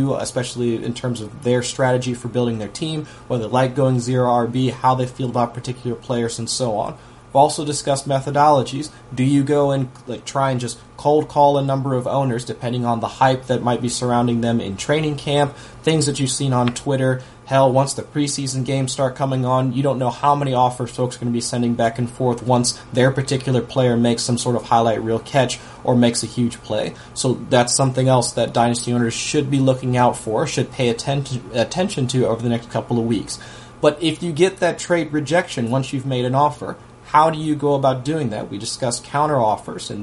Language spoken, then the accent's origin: English; Ohio, United States; I'm from Ohio